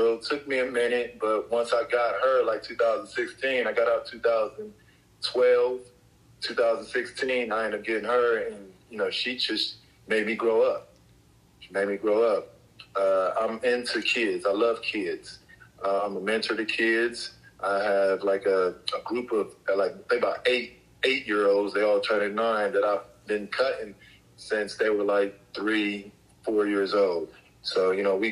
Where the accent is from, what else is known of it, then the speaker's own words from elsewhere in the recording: Columbus, Ohio, United States; Columbus was, you know, Columbus back in the day, it was just simple. You know, it was just kids in the neighborhood getting together